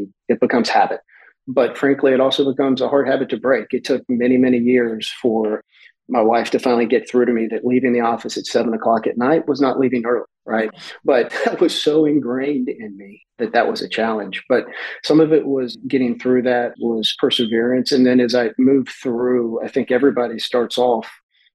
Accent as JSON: {"language": "English", "town": "Houston", "region": "Texas", "country": "United States", "tie": "born or raised there", "said": "growing up in Houston, the 70s and the 80s"}